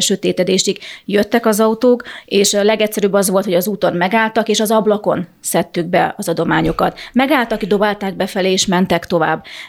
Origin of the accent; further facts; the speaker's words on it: Chop, Zakarpattia Oblast, Ukraine; én kárpátai magyar vagyok, én csak csapon születtem